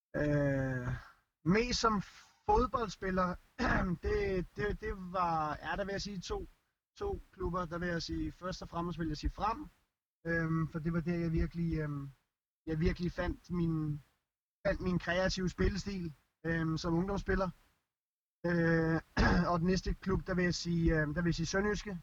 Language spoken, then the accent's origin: Danish; Denmark; moved away; os som danskere